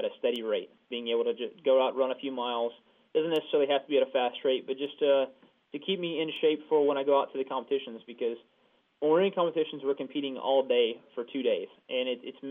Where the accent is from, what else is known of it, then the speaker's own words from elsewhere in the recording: near the University of Georgia, United States; moved away; I'm going to try to go attend UGA, University of Georgia, back near my hometown